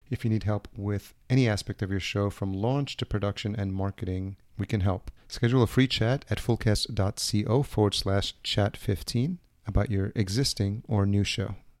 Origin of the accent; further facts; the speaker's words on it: Yonkers, New York, United States; also born or lived in Los Angeles; now in Minnesota, United States; I grew up in Yonkers, New York, just outside the city, and, and that's Westchester County